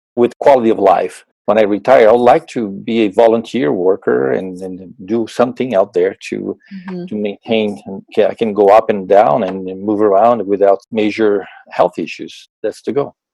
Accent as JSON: {"language": "English", "country": "Brazil", "tie": "born or raised there", "also_born_or_lived": "Arizona, United States", "moved": "as an adult", "lives_now": "Wisconsin, United States", "said": "I'm originally from Brazil, born and raised in Brazil"}